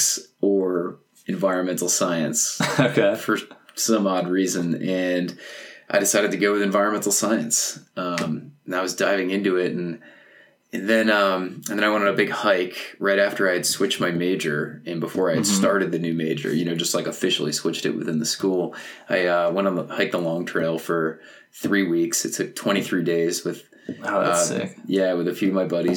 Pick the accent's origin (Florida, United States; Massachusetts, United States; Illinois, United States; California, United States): Massachusetts, United States; West Bridgewater; now in Colorado, United States; I'm from West Bridgewater, Massachusetts, which is just a small little farm town